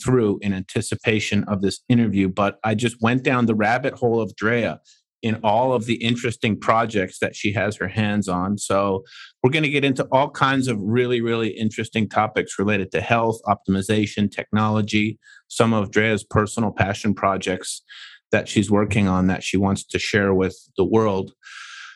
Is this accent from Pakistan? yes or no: no; Canada; I'm from Canada